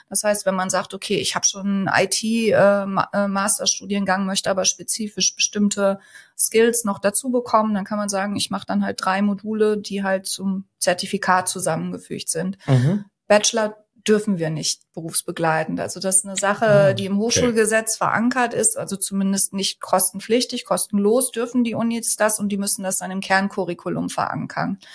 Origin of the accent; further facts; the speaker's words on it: North Rhine-Westphalia, Germany; also born or lived in Münster; komme auch ursprünglich aus Westfalen, äh, hier aus der Gegend